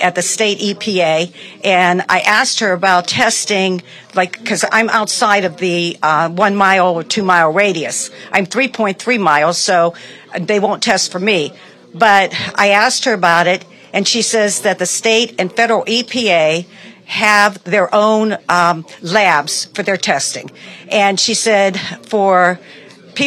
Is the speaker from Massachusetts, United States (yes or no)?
no; East Palestine, Ohio, United States; I'm from the East Palestine area